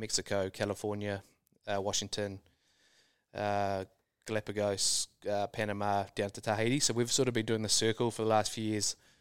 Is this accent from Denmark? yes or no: no; New Zealand; moved away